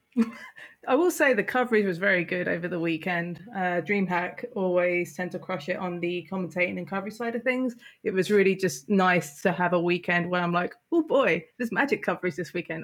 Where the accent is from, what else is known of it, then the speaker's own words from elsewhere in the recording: United Kingdom; I'm British